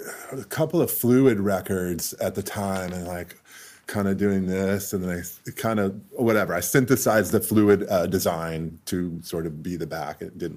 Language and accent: English; Corvallis, Oregon, United States; moved away as an adult; also born or lived in Eugene, Oregon; now in Seattle, United States; I grew up in Corvallis, which is a small town